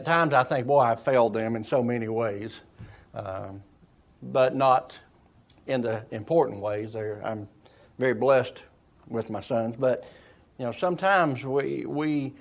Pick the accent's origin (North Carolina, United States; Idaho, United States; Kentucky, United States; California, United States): Kentucky, United States; Eastern; I'm a hillbilly from Eastern Kentucky